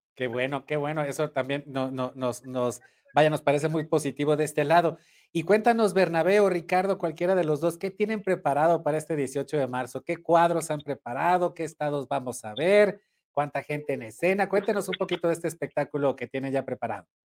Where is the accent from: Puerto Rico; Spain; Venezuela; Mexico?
Mexico; Sinaloa; moved away; mi estado, yo nací allá en Sinaloa